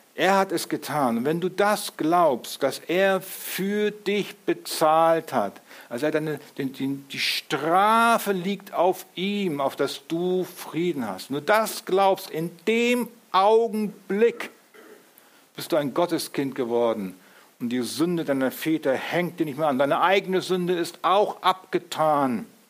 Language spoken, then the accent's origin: German; Germany; wir sind, wir sind Deutsche